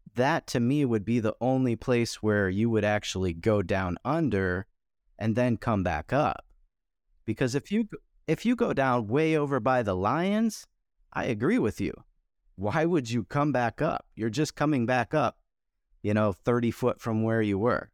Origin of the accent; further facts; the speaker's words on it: Michigan, United States; I grew up in Michigan, born and raised in Michigan